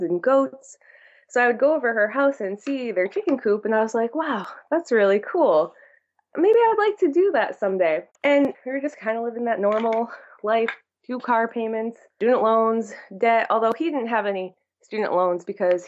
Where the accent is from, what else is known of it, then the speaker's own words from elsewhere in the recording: Torrington, Connecticut, United States; moved away as an adult; also born or lived in Derby, Connecticut; now in Vermont, United States; I grew up in Derby, which is near New Haven. And when I was about 11, I moved to Torrington. So I consider it that I grew up there because I went to high school there